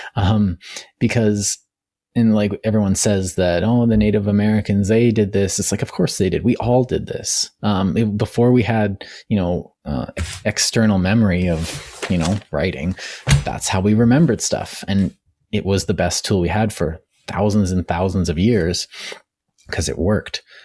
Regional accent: Canada; as a Canadian

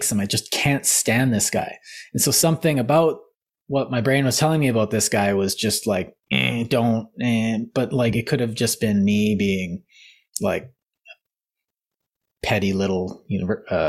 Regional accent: Canada; we're Canadian

